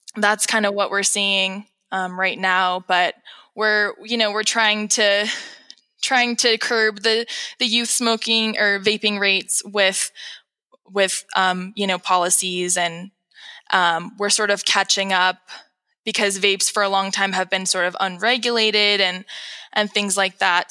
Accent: San Rafael, California, United States; moved away as an adult; now in Mono County, United States; I'm from San Rafael, California, which is in between Napa and San Francisco.

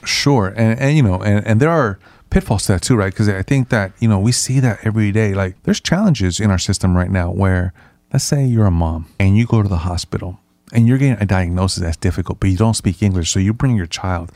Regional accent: San Francisco, California, United States; also born or lived in Nicaragua; I grew up in the San Francisco Mission District, which is a historically Hispanic and immigrant neighborhood

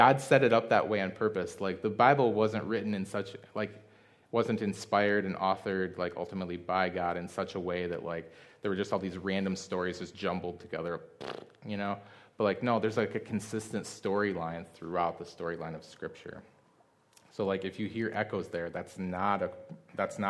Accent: Midwest, United States; I'm a guy from the Midwest

